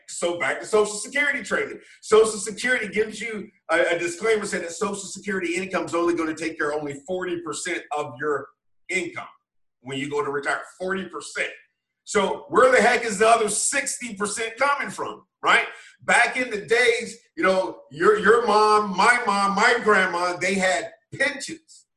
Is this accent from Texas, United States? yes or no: no; Wilmington, North Carolina, United States; now in DC metro area, United States; growing up, small town Wilmington, North Carolina